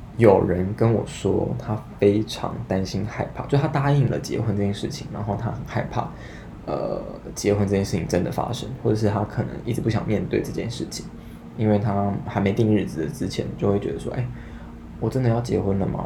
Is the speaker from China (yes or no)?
no; Taiwan; 以台湾来说是第三母语啦，就你爱的可能有会客家、好好台语，然后中文，那所以就会再多会英文